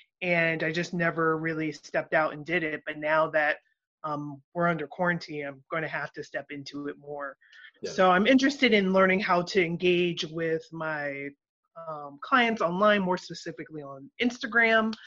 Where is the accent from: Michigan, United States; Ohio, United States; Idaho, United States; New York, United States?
Ohio, United States; Columbus; moved away as an adult; now in Atlanta, United States; I'm originally from Columbus, Ohio, and had a massage career there and decided to come to Atlanta